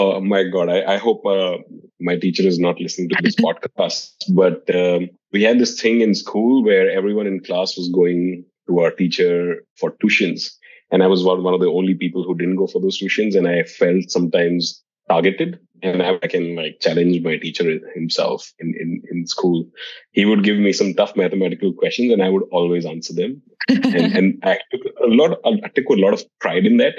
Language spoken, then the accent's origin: English; Dehradun, Uttarakhand, India; moved away as an adult; now in Singapore; I grew up in India in a small town called Dehradun.